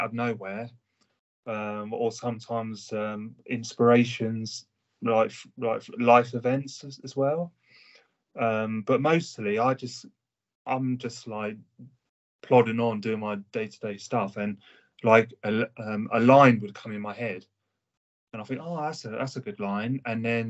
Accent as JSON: {"language": "English", "area": "Hampshire", "region": "South East England", "country": "United Kingdom", "said": "I'm from the UK. Hampshire."}